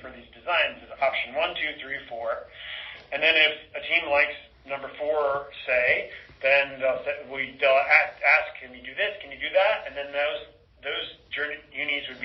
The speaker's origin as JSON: {"language": "English", "town": "Seattle", "region": "Washington", "country": "United States", "said": "I'm from Seattle"}